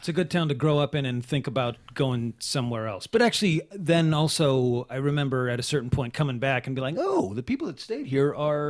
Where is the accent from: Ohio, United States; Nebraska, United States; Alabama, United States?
Nebraska, United States; Omaha; moved away; I grew up in Omaha, Nebraska.